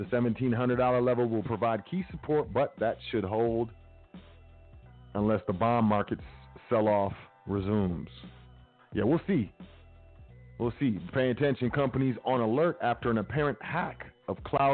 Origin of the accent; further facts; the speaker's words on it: United States; I grew up in America